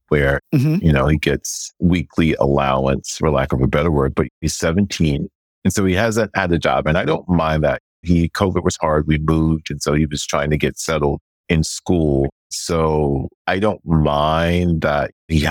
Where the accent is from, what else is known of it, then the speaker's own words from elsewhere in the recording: the South, United States; I grew up in the South, poorer than